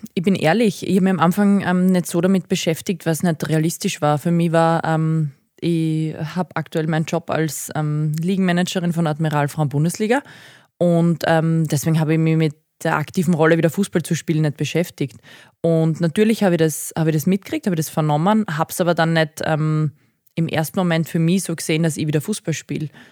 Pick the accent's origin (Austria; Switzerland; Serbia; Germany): Austria; Graz, Styria; moved away; also born or lived in Thal; ich bin tatsächlich aber Grazerin